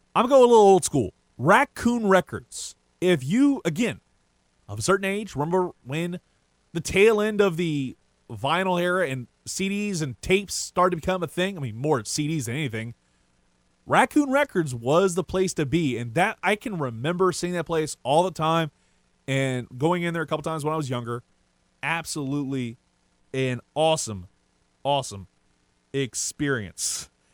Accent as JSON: {"language": "English", "town": "Lafayette", "region": "Louisiana", "country": "United States", "tie": "born or raised there", "said": "I'm from Lafayette, Louisiana, born and raised, and more towards the Carricker area"}